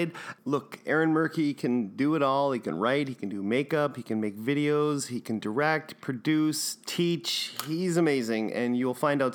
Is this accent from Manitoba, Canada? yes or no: yes; Winnipeg, Manitoba, Canada; also born or lived in Chicago; I grew up and raised in Waverly Heights, which is south end of the city